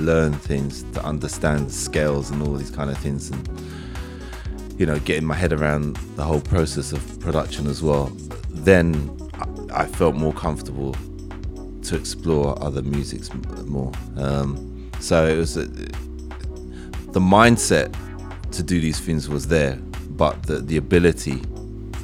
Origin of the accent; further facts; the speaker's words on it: London, United Kingdom; I'm growing up in London